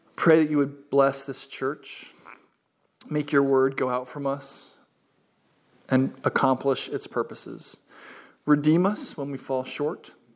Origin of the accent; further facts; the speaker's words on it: United States; I am an American.